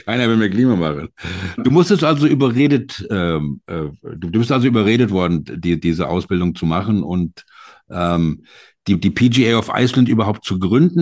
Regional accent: Germany; als Deutsche

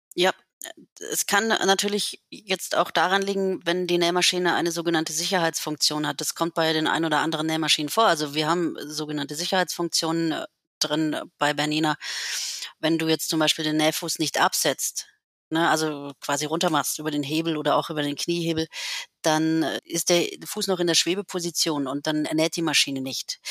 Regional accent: Lake Constance, Baden-Württemberg, Germany; moved away as an adult; also born or lived in Berlin; Ich bin ja hier am Bodensee aufgewachsen

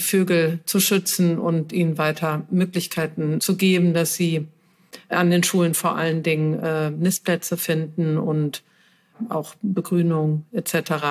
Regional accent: Cologne, North Rhine-Westphalia, Germany; moved away; also born or lived in Berlin; Ich komme ja aus Köln, ich lebe auch wieder in Köln

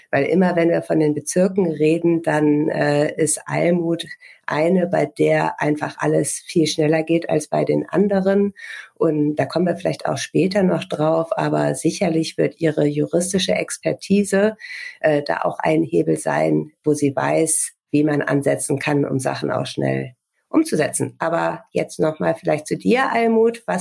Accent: Lower Saxony, Germany; wir sind äh, in Niedersachsen in einer Kleinstadt aufgewachsen

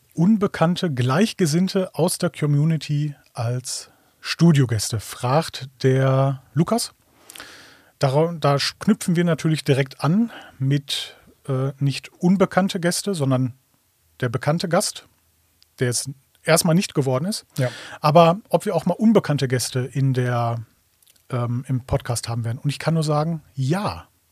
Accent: Ruhr area, North Rhine-Westphalia, Germany; ich komme aus dem Ruhrgebiet

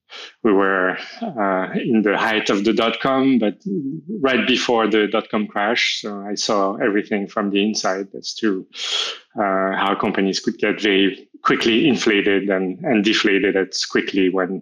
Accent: France; I'm from France. I moved around a lot in France. I only lived in Paris when I was very little, but I've always loved Paris, and that's where I live now.

